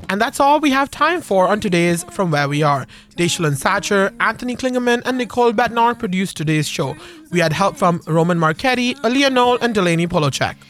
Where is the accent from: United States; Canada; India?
India; moved away; I grew up in India